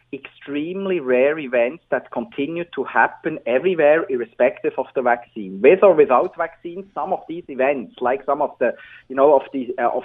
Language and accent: English; Switzerland; English is a second language; moved away; as you can hear from my accent, I'm originally from Switzerland.